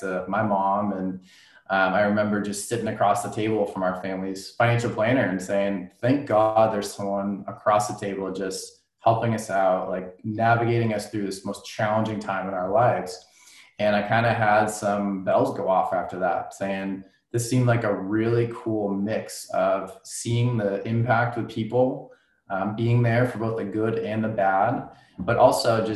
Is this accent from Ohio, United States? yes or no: no; Boxborough, Massachusetts, United States; I grew up in Boxborough, Massachusetts.